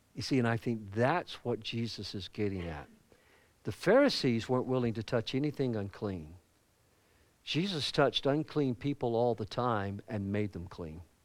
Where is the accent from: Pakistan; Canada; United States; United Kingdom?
United States; the South; accent: Southern; as a Southerner